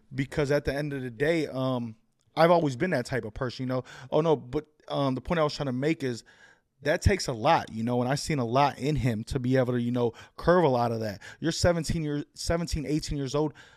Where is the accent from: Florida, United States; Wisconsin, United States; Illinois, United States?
Illinois, United States; Chicago; moved away; I'm from Humble Park, which is the northwest side of Chicago